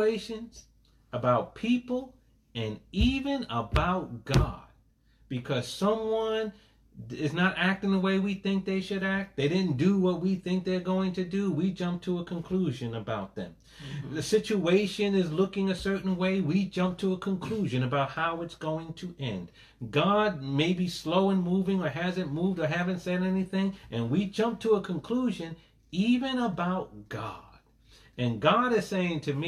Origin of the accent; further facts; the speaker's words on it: New York City, New York, United States; also born or lived in Crown Heights, Brooklyn; now in New Jersey, United States; Born in Brooklyn, raised in Hollis, Queens. I'm a New Yorker